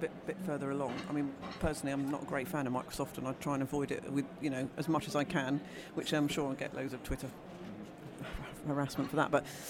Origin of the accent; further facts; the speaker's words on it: United Kingdom; we're British.